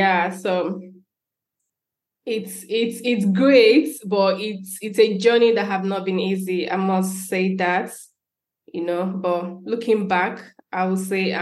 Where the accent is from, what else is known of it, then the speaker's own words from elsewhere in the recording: Anambra, Nigeria; moved away as an adult; now in Czech Republic; I'm a software engineer. I'm from Anambra State, but I don't know if I should still say that I'm from Anambra State because I am married to an Abia State man.